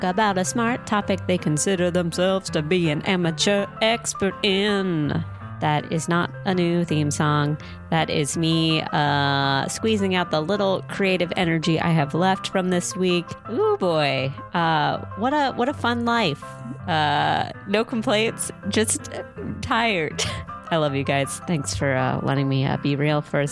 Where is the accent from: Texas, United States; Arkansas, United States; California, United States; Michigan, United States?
California, United States; San Diego; I'm from San Diego.